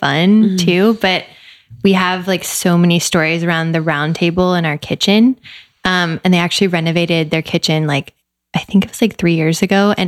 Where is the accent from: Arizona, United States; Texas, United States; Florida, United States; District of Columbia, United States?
Texas, United States; Dallas; my dad was transferred to Dallas when we were two. So we grew up in Dallas